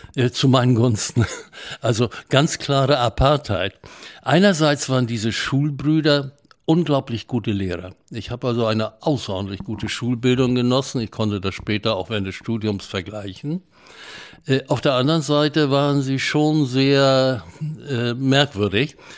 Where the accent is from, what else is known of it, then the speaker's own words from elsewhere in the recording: Bavaria, Germany; moved away; also born or lived in Memel (Klaipėda), Lithuania / Hamburg; in den Fluchtwirren landeten wir in Bayern. Und ich bin in Bayern aufgewachsen